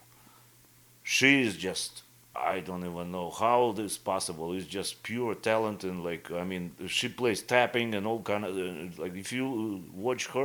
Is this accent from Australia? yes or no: no; Irkutsk, Irkutsk Oblast, Russia; English is a second language; moved away as an adult; also born or lived in Florida / Las Vegas; now in Iowa, United States; my hometown, actually, from Siberia, from Irkutsk